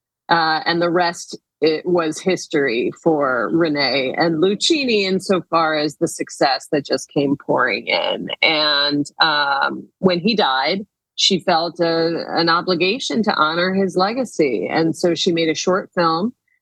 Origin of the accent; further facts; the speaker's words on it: Chicago, Illinois, United States; I grew up in Chicago. I went to his high school. My mom was a food critic there.